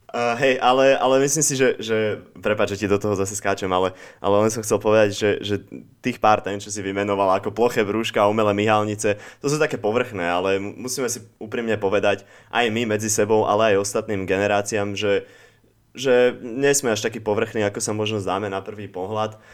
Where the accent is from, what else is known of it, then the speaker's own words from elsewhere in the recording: Slovakia; moved away as an adult; also born or lived in Spain / Netherlands; keď som mal 18, tak som sa takisto zbalil a odišiel som zo Slovenska